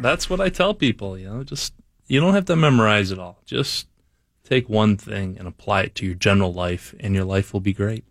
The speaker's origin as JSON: {"language": "English", "region": "Wisconsin", "country": "United States", "said": "I'm from Wisconsin"}